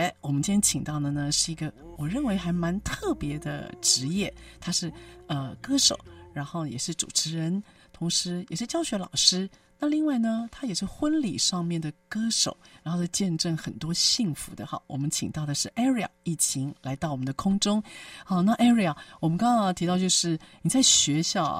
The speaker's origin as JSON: {"language": "Chinese", "region": "Taipei", "country": "Taiwan", "tie": "born or raised there", "said": "因为我们那时候小时候很穷嘛，我老家在万华。"}